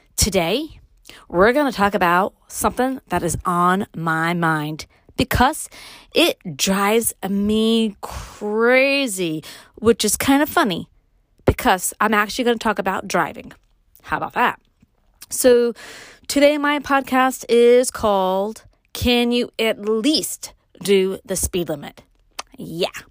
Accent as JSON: {"language": "English", "town": "New York City", "region": "New York", "country": "United States", "tie": "born or raised there", "moved": "yes", "lives_now": "Upstate New York, United States", "said": "growing up in Brooklyn and moving to upstate, Brooklyn raised, living upstate"}